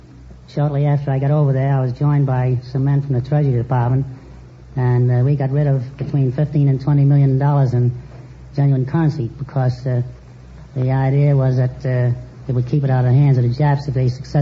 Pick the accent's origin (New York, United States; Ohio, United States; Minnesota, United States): New York, United States; New York City; moved away; New York City, originally.